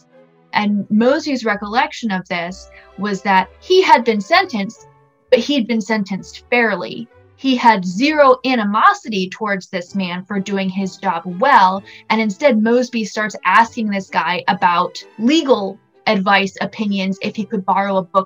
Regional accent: Fredericksburg, Virginia, United States; I'm a military brat, but I've lived in Virginia since I've been going to school. I'm kind of from the Fredericksburg area originally.

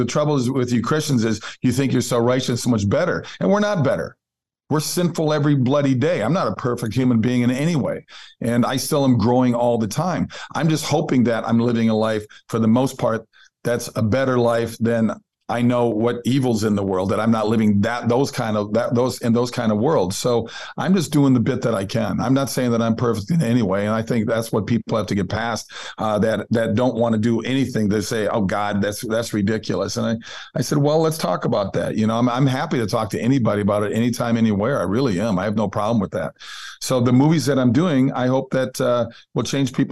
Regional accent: Minnesota, United States; I grew up in Minnesota. I'm Norwegian, typical Lutheran family.

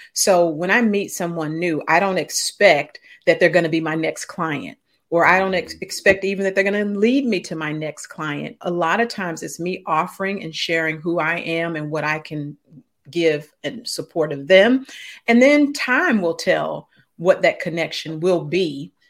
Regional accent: St. Louis, Missouri, United States; I grew up in Saint Louis, Missouri, so that's the show me state

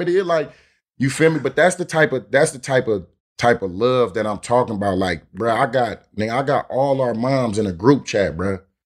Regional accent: Oakland, California, United States

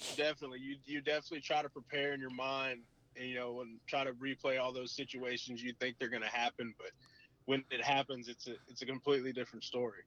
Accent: South Texas, United States; now in Bryan, United States; my hometown

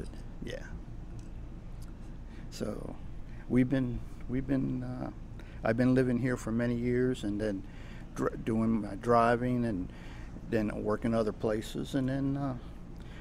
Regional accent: Wilmington, Delaware, United States; moved away as an adult; also born or lived in Texas; now in New Orleans, United States; I am from Wilmington, Delaware.

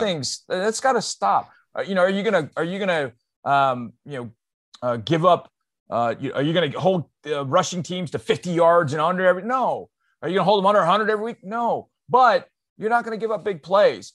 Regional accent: Houston, Texas, United States; my my hometown Houston

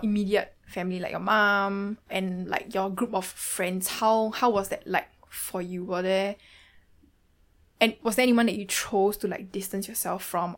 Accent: Singapore; accent: Singaporean; my accent might be a bit difficult to understand, especially for non Singaporeans.

